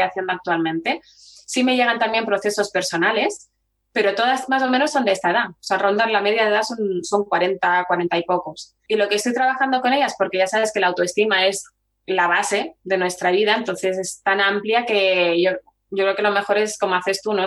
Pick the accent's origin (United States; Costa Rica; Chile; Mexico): Chile; also born or lived in Barcelona; now in Valladolid, Spain; soy chilena